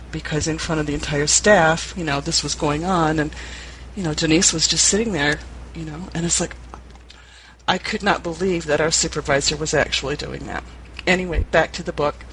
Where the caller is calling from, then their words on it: Ann Arbor, Michigan, United States; I'm in from Ann Arbor.